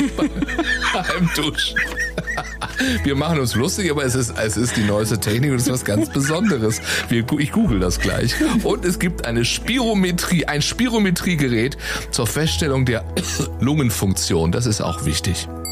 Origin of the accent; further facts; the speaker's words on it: Baden-Baden, Baden-Württemberg, Germany; now in Cologne, Germany; Ich bin ja geboren und groß geworden in Baden-Baden.